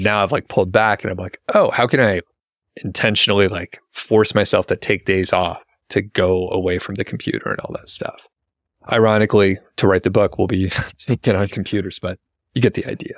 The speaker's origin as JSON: {"language": "English", "country": "United States", "tie": "born or raised there", "said": "we grew up in America."}